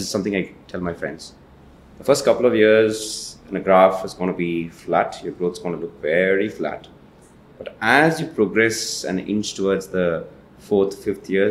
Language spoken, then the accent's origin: English; Ooty, Tamil Nadu, India; moved away; I'm from Ooty